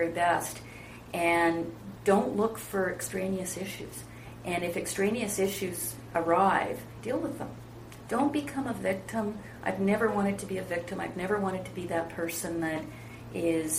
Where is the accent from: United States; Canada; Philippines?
Canada; British Columbia; also born or lived in England; my family in Canada